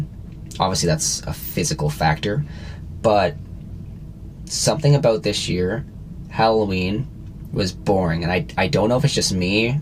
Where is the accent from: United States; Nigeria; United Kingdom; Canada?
Canada; we're Canadian, we live in Canada